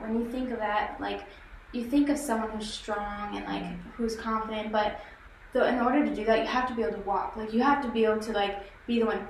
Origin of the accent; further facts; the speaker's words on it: Michigan, United States; moved away; also born or lived in Nashville, Tennessee / Cherokee, North Carolina; So, okay, so we're from Michigan originally.